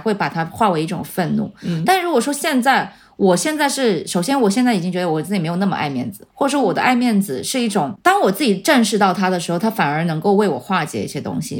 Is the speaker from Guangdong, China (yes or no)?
yes; Shenzhen, Guangdong, China; 我在深圳出生长大，然后我没有离开过这个环境